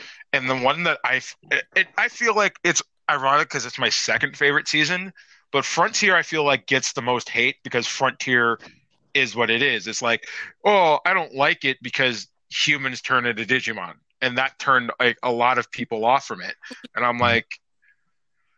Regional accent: United States; we're American fans.

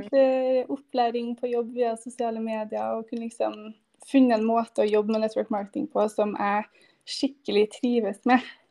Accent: Trondheim, Trøndelag, Norway; fra Trondheim, med jente på fire år her

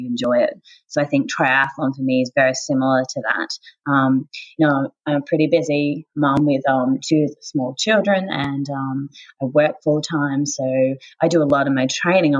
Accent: Tasmania, Australia; now in Sunshine Coast, Australia; as a child growing up in Tasmania

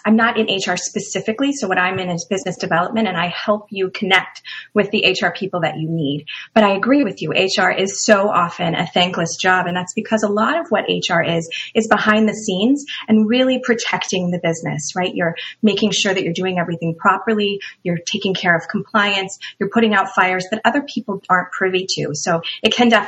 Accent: Midwest, United States; now in Bristol, Rhode Island, United States; I'll never be a true Rhode Islander since I grew up in the Midwest

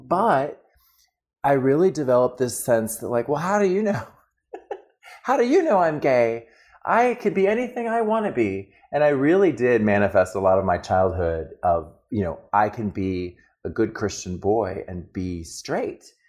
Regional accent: El Paso, Texas, United States; moved away as an adult; also born or lived in Germany; I was born in El Paso, Texas

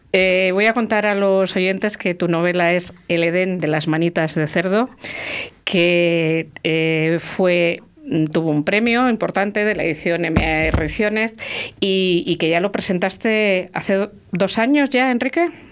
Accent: La Rioja, Spain; mi tierra, en Santo Domingo de la Calzada, en Cuzcurrita

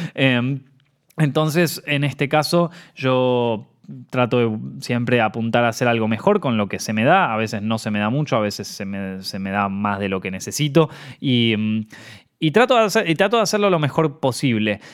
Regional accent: Argentina; also born or lived in Buenos Aires; como argentino

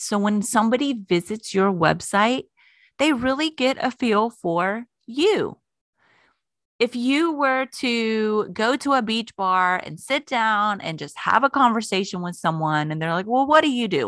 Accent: Florida, United States; moved away; I grew up in Florida.

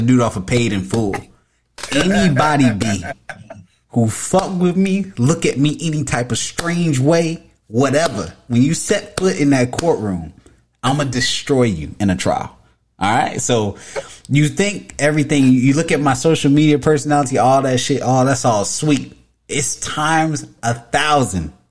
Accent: Tampa, Florida, United States; I'm from Tampa

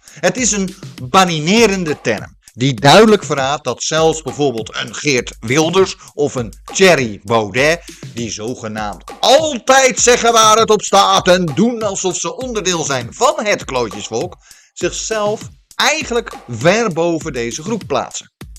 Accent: Netherlands; we als Nederlanders

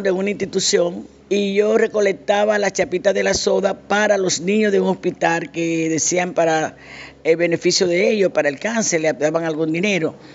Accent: Santo Domingo, Distrito Nacional, Dominican Republic; now in Spain; realmente procedemos de Santo Domingo, una dominicana más en este país.

